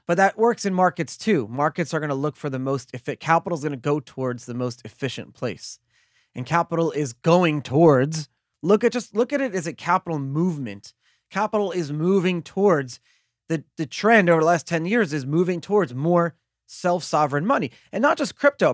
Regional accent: New York City, New York, United States; I grew up in Brooklyn, in the melting pot of the world

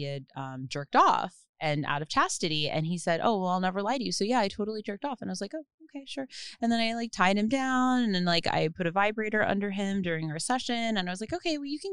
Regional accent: New Jersey, United States; I'm from New Jersey

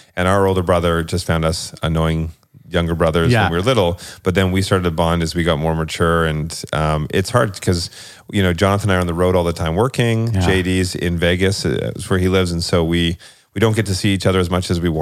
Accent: Scotland, United Kingdom; I'm Scottish

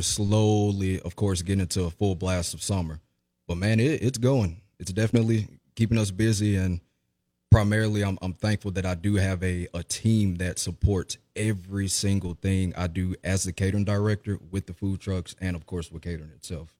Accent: Jackson, Mississippi, United States; I was, um, born and raised in Jackson, Mississippi

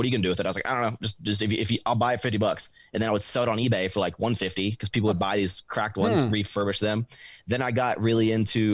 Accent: Richmond, Virginia, United States; born or raised there; moved away as an adult; now in Texas, United States

